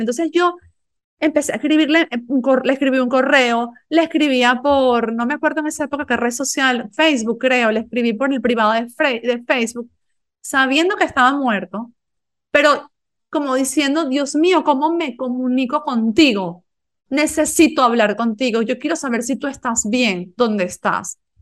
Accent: Galicia, Spain; Yo vivía en una aldea en Galicia donde había, no sé, 100 personas

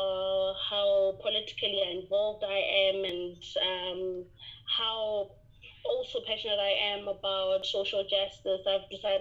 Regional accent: Limpopo, South Africa; I'm actually originally from Limpopo, born and bred here, and I'm currently serving the same population that raised me

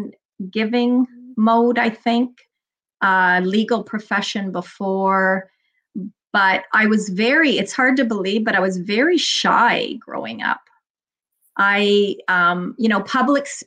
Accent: Toronto, Ontario, Canada; I grew up in Toronto, in the west end of Toronto, in a little, used to be called the borough of Etobicoke

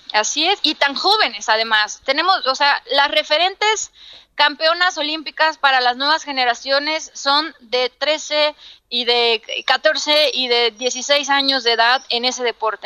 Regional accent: Los Mochis, Sinaloa, Mexico; soy de una ciudad al norte de, de México, soy de Sinaloa, de los moches Sinaloa

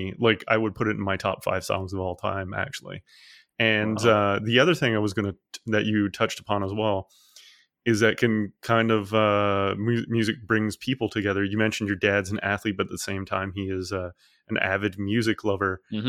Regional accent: Newfoundland and Labrador, Canada; I'm from Newfoundland, and so like I grew up by the ocean

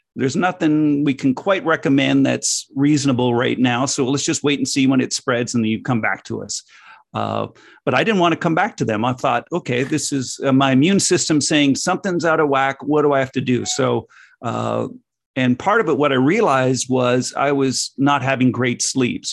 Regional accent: Canada; growing up in North America

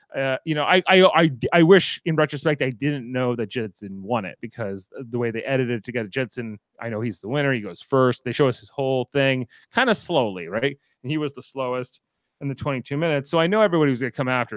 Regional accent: Canada; I am a Canadian

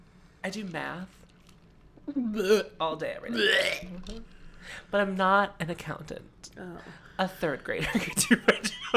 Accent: Canonsburg, Pennsylvania, United States; First of all, I'm, like, offended that I'm from Cannonsburg, but I'm now more offended that you think I could be from Youngstown, Ohio?

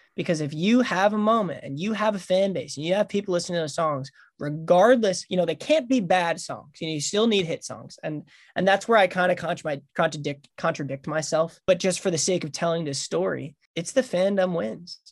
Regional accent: Long Island, New York, United States; I'm from Long Island, New York

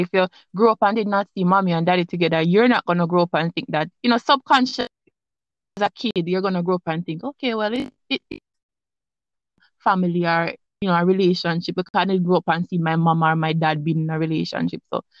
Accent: Jamaica; Well, I mean, I come from Jamaica. I come from the ghetto part of Jamaica. So it's like you grew up in a different kind of way.

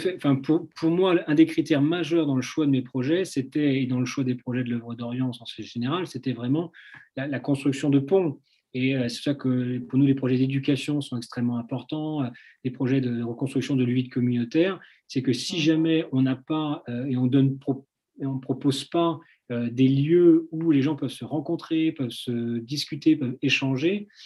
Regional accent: France; petit, euh, petit Français, qui débarque

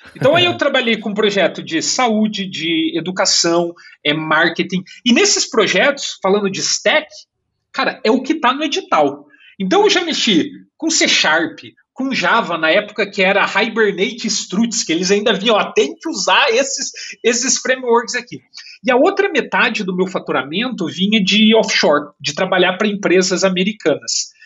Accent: Curitiba, Paraná, Brazil; moved away as an adult; also born or lived in São Paulo, Brazil / Berlin, Germany; now in Canada; eu nasci em São Paulo, mas cresci em Curitiba

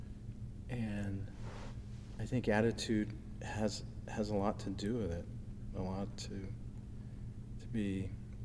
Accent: Southern California, United States; moved away; I'm originally from Southern California

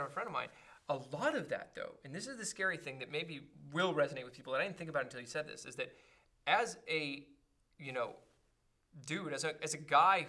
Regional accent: Los Angeles, California, United States; I was from Crenshaw, and I used to go to Raider games

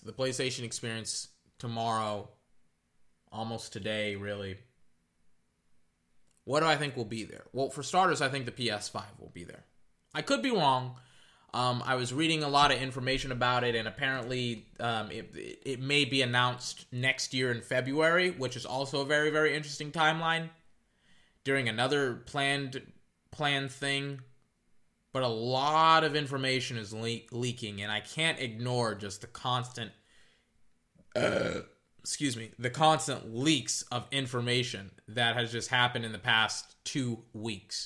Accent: United States; as an American

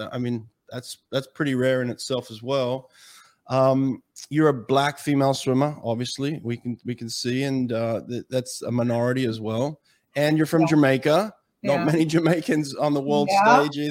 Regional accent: Melbourne, Victoria, Australia; my hometown in Melbourne

